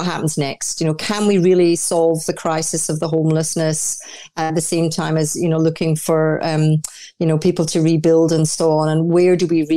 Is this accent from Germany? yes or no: no; Orkney Islands, Scotland, United Kingdom; born or raised there; also born or lived in Dundee, Scotland; now in Australia